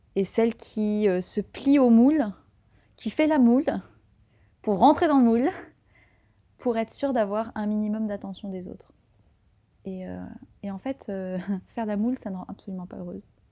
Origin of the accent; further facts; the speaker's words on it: Tarn, Occitania, France; moved away as an adult; now in Paris, France; J'ai grandi dans le Tarn